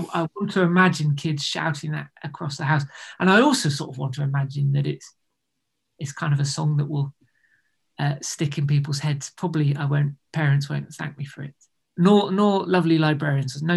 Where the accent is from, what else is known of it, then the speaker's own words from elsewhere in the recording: United Kingdom; being British